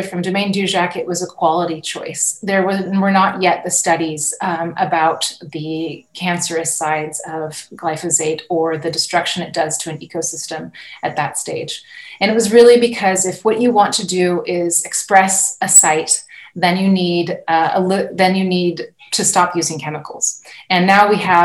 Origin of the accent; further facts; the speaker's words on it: Napa Valley, California, United States; moved away as an adult; now in Burgundy, France; I'm a California native, and I grew up in the Napa Valley and on the property that my grandparents bought